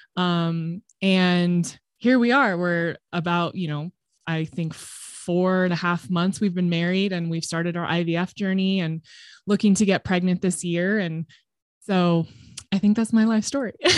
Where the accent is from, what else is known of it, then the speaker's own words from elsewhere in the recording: Southern California, United States; now in Colorado, United States; I grew up in Southern California